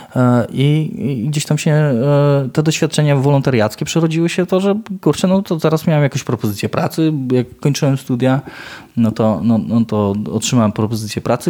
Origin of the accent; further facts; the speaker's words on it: Ełk, Warmian-Masurian Voivodeship, Poland; jestem z Ełku